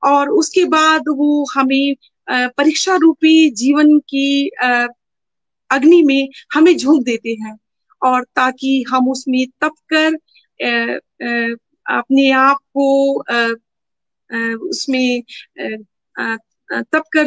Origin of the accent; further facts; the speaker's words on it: Dehradun, Uttarakhand, India; मैं देहरादून से हूँ और बचपन से ही डिवोशनल परिवार में मैं जन्मी